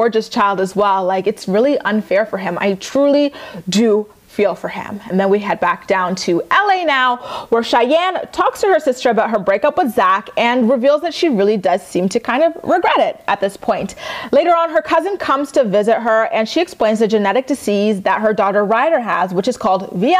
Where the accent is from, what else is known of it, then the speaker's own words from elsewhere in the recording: Canada; I'm Canadian